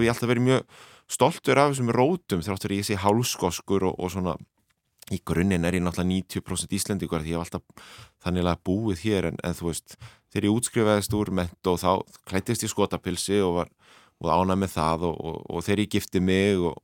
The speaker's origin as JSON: {"language": "Icelandic", "town": "Reykjavík", "region": "Capital Region", "country": "Iceland", "tie": "born or raised there", "said": "Ég er alinu upp á Hólavallagötu við Landagötu í Vestubærum"}